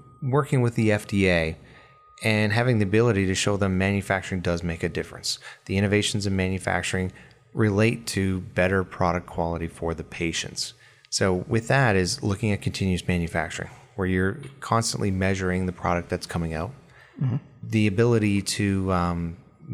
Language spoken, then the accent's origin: English; Alberta, Canada; I grew up in Alberta, Canada, with the oil industry